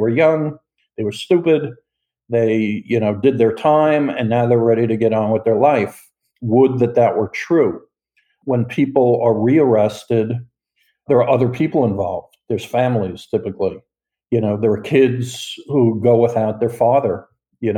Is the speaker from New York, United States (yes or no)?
yes; New York, United States; moved away as an adult; also born or lived in South Florida; I am from New York